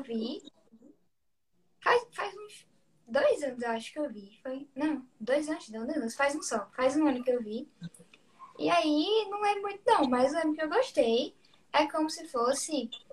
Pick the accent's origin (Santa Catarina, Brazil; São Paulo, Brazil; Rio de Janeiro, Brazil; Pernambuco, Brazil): Pernambuco, Brazil; Recife; eu tenho 17 anos, sou de Recife